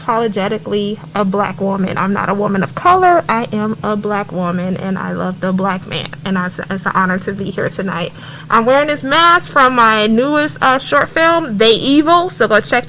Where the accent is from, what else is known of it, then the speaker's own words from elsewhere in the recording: Cincinnati, Ohio, United States; now in Atlanta, United States; I was born in Cincinnati, Ohio